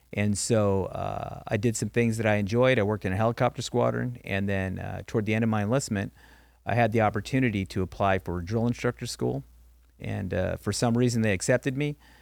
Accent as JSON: {"language": "English", "town": "Norwalk", "region": "California", "country": "United States", "tie": "born or raised there", "said": "I grew up in Norwalk, California"}